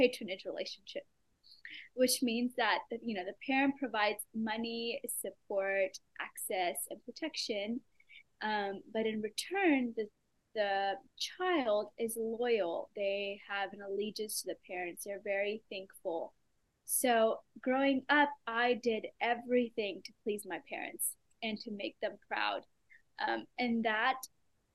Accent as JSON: {"language": "English", "region": "Dubai", "country": "United Arab Emirates", "tie": "born or raised there", "moved": "yes", "lives_now": "Oklahoma City, United States", "said": "I was born in Dubai, which for those that don't know where that is, it is a small country in United Arab Emirates, which is in the Middle East. But though I grew up in a Middle Eastern country, I was very much immersed in my own culture. I went to an Indian school."}